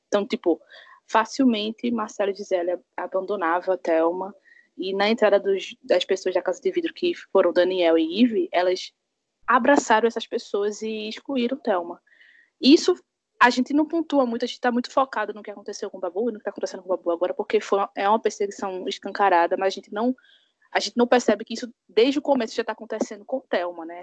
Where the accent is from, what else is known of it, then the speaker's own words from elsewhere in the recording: Pernambuco, Brazil; eu sou aqui de Pernambuco